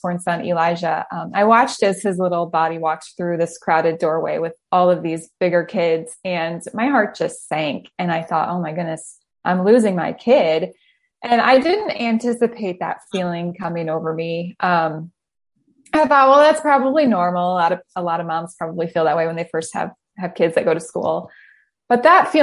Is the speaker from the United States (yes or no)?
yes; Richland, Michigan, United States; moved away as an adult; also born or lived in Indiana / Phoenix, Arizona; now in Northern Michigan, United States; We're originally from Southwest Michigan in the Kalamazoo area. And grew up in a little town called Richland